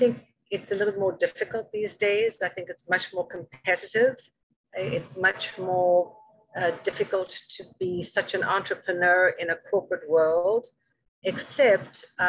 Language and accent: English; South Africa; moved away as an adult; also born or lived in London; now in New York, United States; Originally from South Africa